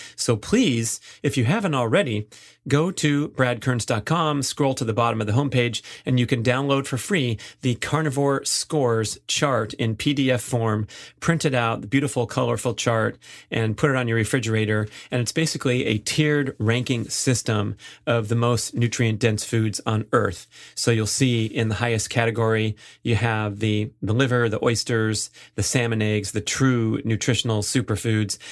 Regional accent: Los Angeles, California, United States; moved away; go back to my hometown

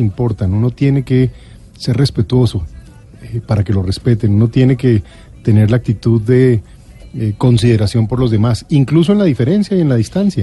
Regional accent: Colombia; confío en mi, patria, confío en mi pueblo, confío en Colombia.

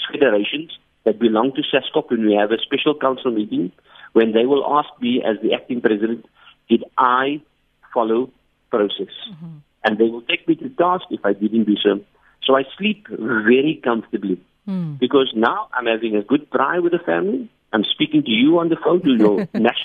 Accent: Port Elizabeth, Eastern Cape, South Africa; moved away as an adult; now in Johannesburg, South Africa; I'm from Port Elizabeth

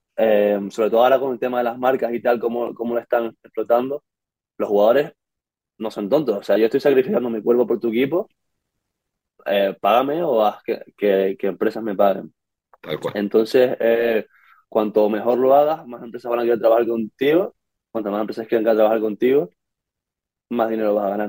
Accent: Canary Islands, Spain; moved away as an adult; now in Pittsburgh, United States; venimos de Canarias, de España

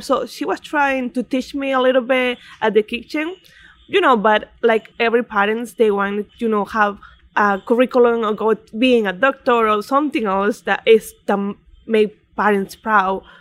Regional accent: Coracora, Ayacucho, Peru; also born or lived in Lima, Peru; now in Connecticut, United States; I'm born in Lima, but I live all my life in, in Coracora

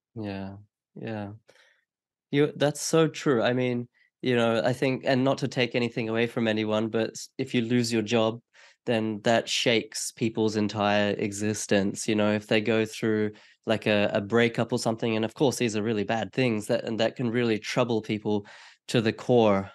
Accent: Australia; as an Australian person

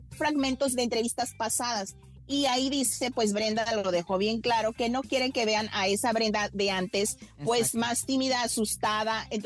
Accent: Spain; soy español.

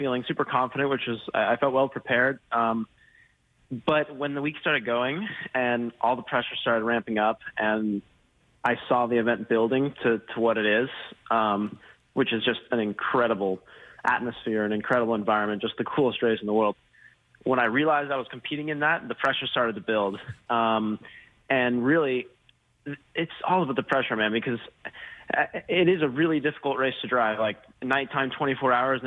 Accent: Colorado, United States; also born or lived in Plano, Texas; I am from Texas. I'm from Texas and grown up in Colorado

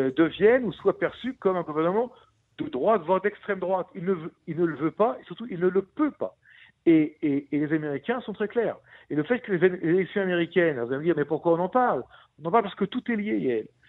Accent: Israel; chez nous en Israël

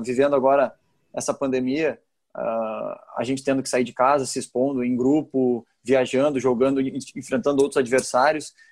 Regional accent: Porto Alegre, Rio Grande do Sul, Brazil; moved away; o Grêmio e o Inter foi onde eu fui criado

